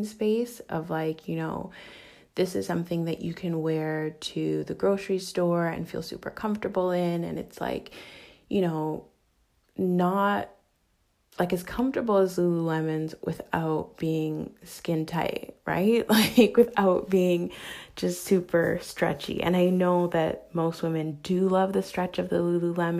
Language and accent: English; Canada; I am Canadian